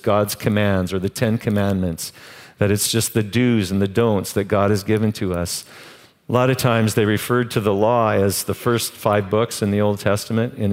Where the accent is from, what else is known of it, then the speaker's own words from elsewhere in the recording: Canada; I'm Canadian.